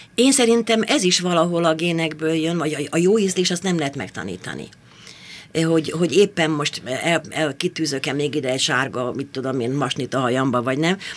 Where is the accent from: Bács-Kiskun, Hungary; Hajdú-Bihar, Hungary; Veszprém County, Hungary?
Bács-Kiskun, Hungary; Tiszakécske; moved away as an adult; also born or lived in Kecskemét / Eger; now in Budapest, Hungary; Hát én ókécskén születtem, Tiszakécske.